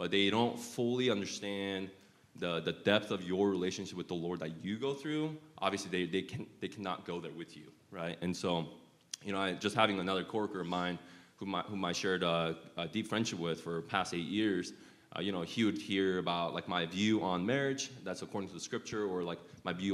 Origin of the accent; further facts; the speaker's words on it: Utah, United States; I grew up in Utah for 20 plus years as well